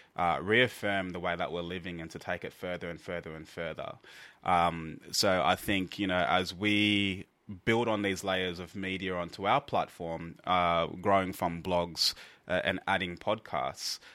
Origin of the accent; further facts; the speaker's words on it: Australia; we are from Australia.